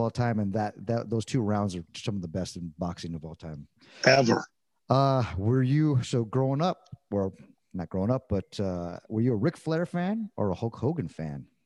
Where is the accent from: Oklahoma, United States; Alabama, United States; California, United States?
California, United States; I'm coming from Southern California with Mexican food mecca